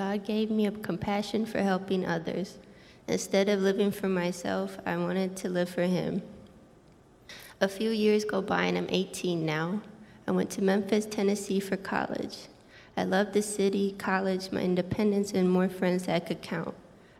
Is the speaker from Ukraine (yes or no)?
no; Jordan; English is a second language; I'm 22 years old. I was a missionary kid born and raised in Jordan. Even though I grew up in a Christian home learning Bible stories, I was 15 years old when I accepted Jesus as my Savior.